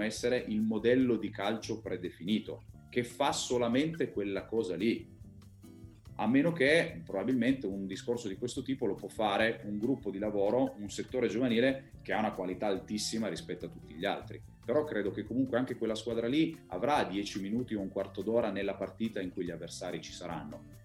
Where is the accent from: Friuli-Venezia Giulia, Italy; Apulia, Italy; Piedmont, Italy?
Piedmont, Italy; noi siamo piemontesi